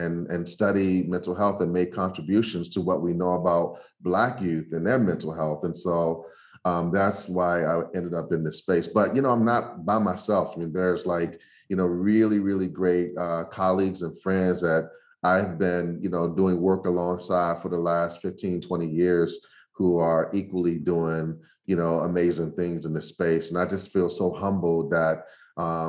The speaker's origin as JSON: {"language": "English", "town": "Washington", "region": "District of Columbia", "country": "United States", "tie": "born or raised there", "moved": "yes", "said": "growing up in Southeast Washington, D.C."}